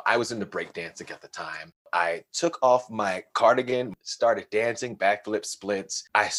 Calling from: Denver, Colorado, United States; I'm calling from Denver, Colorado.

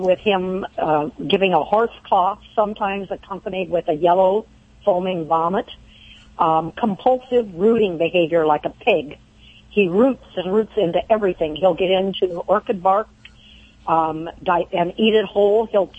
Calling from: Laurel Bay, California, United States; Laurel Bay, California.

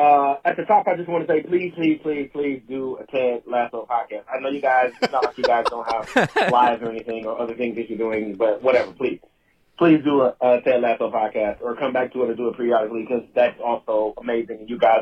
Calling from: Westminster, Maryland, United States; I'm calling from Westminster, Maryland.

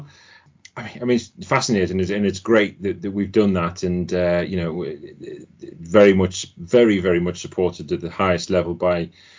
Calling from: Ashby-de-la-Zouch, East Midlands, United Kingdom; My home. My home in Ashby de la Zouche.

